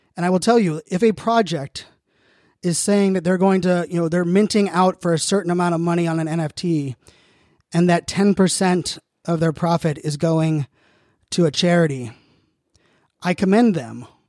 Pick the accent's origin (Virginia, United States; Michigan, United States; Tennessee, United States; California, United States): Virginia, United States; Virginia Beach; also born or lived in Pittsburgh, Pennsylvania / Phoenix, Arizona; now in Northern Virginia, United States; born and raised in Pittsburgh, Pennsylvania, grew up in Virginia Beach